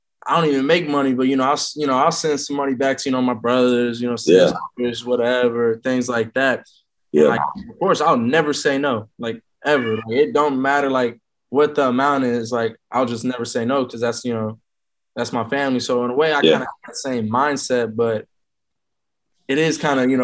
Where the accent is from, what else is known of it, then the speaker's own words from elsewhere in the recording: Houston, Texas, United States; me and Derek, we're both from Houston